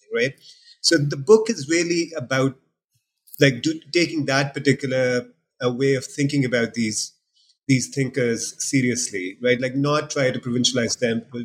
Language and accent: English; Pakistan; moved away; I'm being from Pakistan